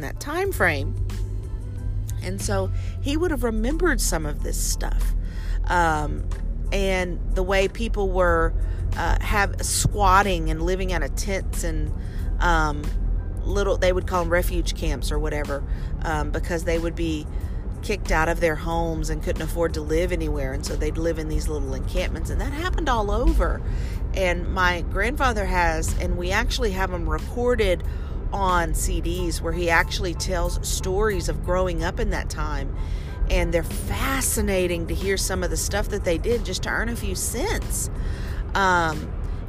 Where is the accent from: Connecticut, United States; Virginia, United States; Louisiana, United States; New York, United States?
Louisiana, United States; now in Texas, United States; Louisiana, my home state. And then the place where I live now in Texas